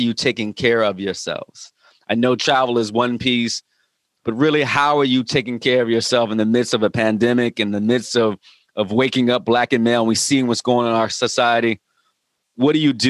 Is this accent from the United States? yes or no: yes; Virginia Beach, Virginia, United States; I just moved into a neighborhood here in Virginia Beach